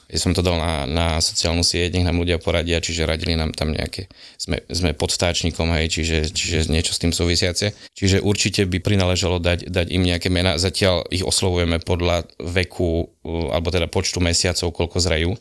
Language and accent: Slovak; Prievidza, Trenčín Region, Slovakia; vlastne pochádzam od Prievidze